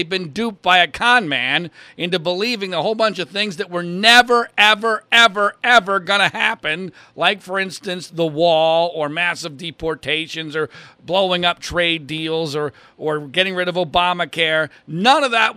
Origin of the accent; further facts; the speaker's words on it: Pennsylvania, United States; I grew up in Pennsylvania.